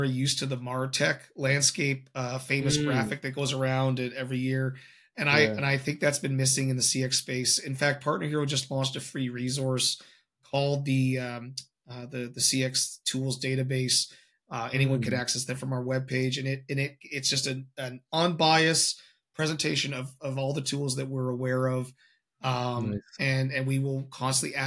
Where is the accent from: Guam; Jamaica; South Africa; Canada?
Canada; I'm Canadian